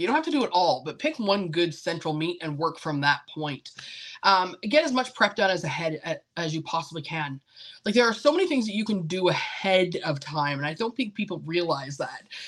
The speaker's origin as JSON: {"language": "English", "country": "Canada", "moved": "yes", "lives_now": "United States", "said": "I come from Canada originally."}